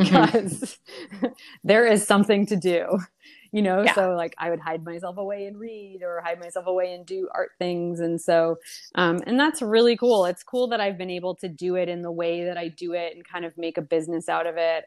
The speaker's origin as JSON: {"language": "English", "region": "Maine", "country": "United States", "tie": "born or raised there", "also_born_or_lived": "Brazil", "said": "they just kind of drove back to the US and bought a, blueberry farm in Maine"}